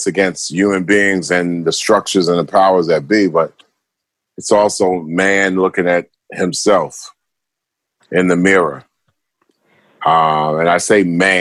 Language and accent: English; New York, United States; growing up in New York, it was always there